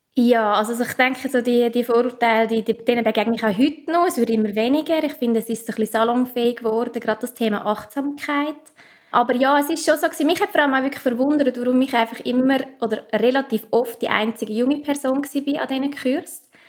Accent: Obwalden, Switzerland; accent: Obwalden dialect; Ich komme aus, aus Obwalden, vielleicht auch in meinem Dialekt

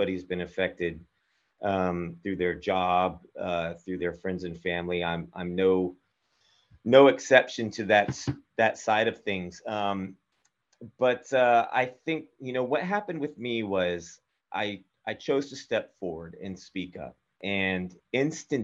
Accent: Texas, United States; I'm from Texas. I went from Texas to Austria

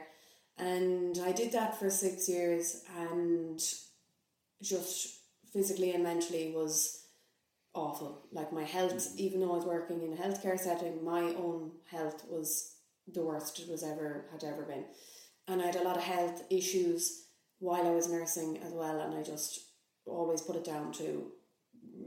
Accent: Galway, Connacht, Ireland; also born or lived in London; I am from Galway

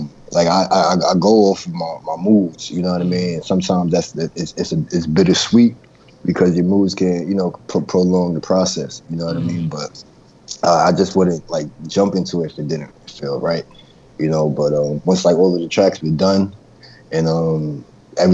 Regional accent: New York, United States; also born or lived in Baltimore; I'm from New York

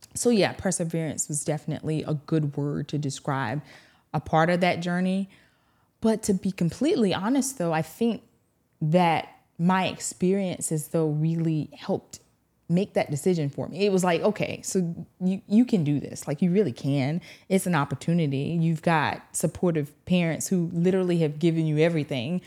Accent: Eutawville, South Carolina, United States; moved away as an adult; also born or lived in Augusta, Georgia; now in Louisiana, United States; born and reared in a small town called Utahville, E U T

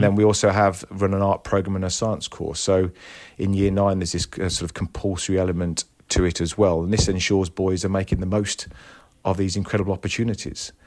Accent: Tamworth, West Midlands, United Kingdom; moved away as an adult; now in Croydon, United Kingdom; I was brought up in a town just outside Birmingham, um, called Tamworth.

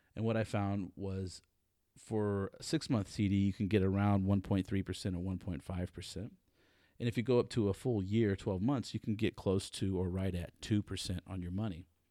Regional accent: Texas, United States; I'm a Texan, and as most Texans, I believe that Texas is the center of the universe

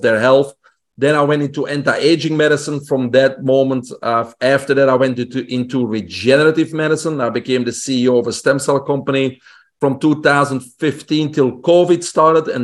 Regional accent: Belgium; English is a second language; moved away; also born or lived in Brussels; I grew up in Belgium, in Europe, single home family

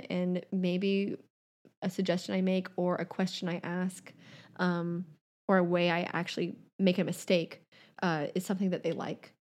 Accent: Savannah, Georgia, United States; now in New York City, United States; growing up in Savannah, the waves on Tybee Island are just, like, not good.

